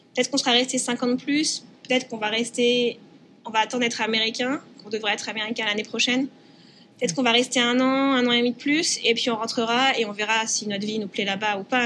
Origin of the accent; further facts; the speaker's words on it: France; now in United States; en tant que Français